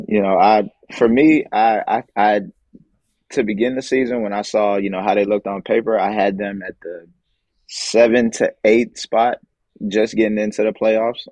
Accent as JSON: {"language": "English", "country": "United States", "said": "being American"}